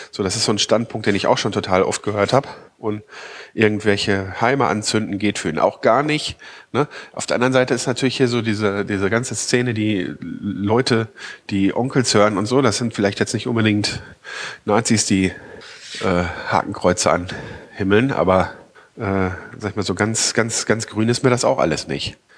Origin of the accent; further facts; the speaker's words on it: North Rhine-Westphalia, Germany; Ausländeranteil insgesamt äh, nie, wesentlich niedriger ist als im Nordrhein-Westfalen, wo ich aufgewachsen bin.